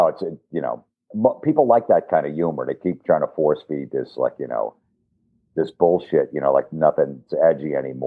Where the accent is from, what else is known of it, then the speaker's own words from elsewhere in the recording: New Jersey, United States; I grew up in New Jersey